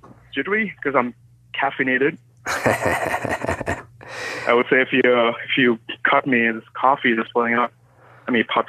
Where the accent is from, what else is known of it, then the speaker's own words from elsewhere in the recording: India; Moved from India. I mean, originally, I'm Indian.